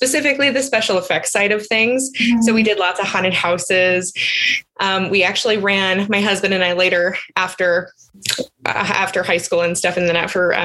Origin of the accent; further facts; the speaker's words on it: California, United States; moved away as an adult; my hometown in California